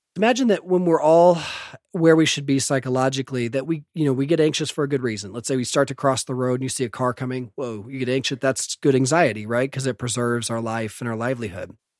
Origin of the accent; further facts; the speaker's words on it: Evansville, Indiana, United States; moved away as an adult; also born or lived in St. Louis; I was born in Indianapolis, but I grew up on the west side of Evansville